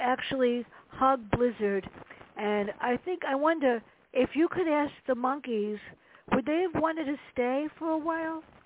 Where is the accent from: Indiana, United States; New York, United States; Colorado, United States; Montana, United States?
New York, United States; New York City; growing up in the Bronx with my sister and my mother